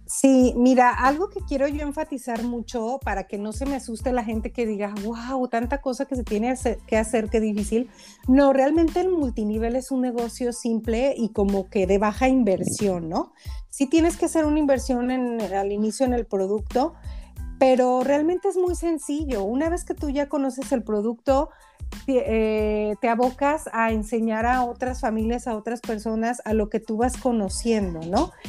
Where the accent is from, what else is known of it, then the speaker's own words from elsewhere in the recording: Mexico; yo que soy mexicana en México